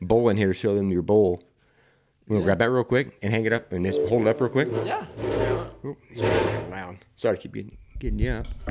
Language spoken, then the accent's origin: English; Indiana, United States; I'm from Indiana